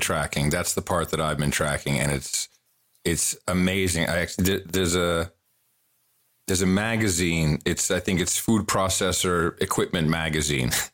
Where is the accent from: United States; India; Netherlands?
Netherlands; moved away; I grew up in the Netherlands.